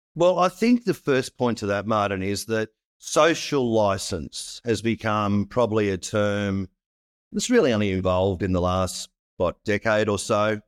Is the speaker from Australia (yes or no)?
yes; Australia; as an Australian